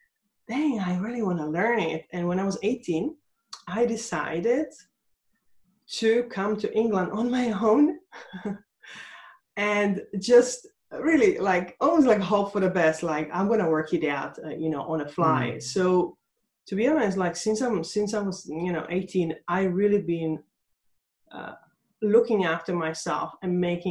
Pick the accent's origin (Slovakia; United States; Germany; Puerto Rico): Slovakia; now in United Kingdom; I was born in Czechoslovakia. And now currently, you know, there are two countries. So I am Slovakian from Slovakia